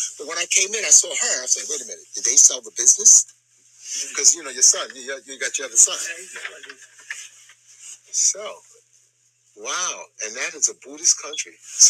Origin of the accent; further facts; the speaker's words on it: the South, United States; I'm American, so I'm from the South.